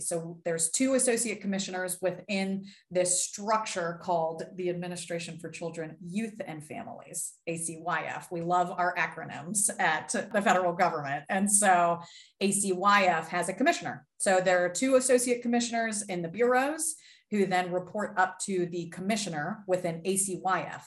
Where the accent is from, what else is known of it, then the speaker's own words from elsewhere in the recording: Pittsburgh, Pennsylvania, United States; I was born and raised in Pittsburgh, Pennsylvania